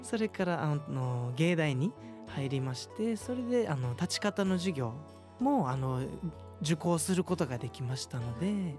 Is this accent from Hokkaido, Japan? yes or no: no; Okinawa, Japan; 僕たち沖縄県の人たち